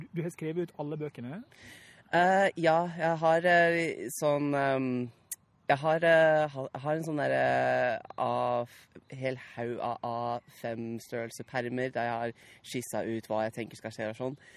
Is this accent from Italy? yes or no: yes; Naples, Campania, Italy; jeg er oppvokst i Napoli, så der ble jeg introdusert uh, litt med sånn jeg gikk, på, jeg gikk på britisk barnehage i Eh, Napoli.